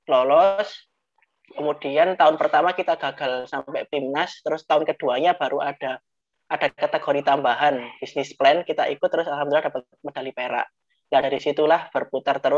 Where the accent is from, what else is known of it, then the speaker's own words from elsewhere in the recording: Mojokerto, East Java, Indonesia; moved away as an adult; also born or lived in Surabaya; Saya ini asli Mojokerto, Jawa Timur.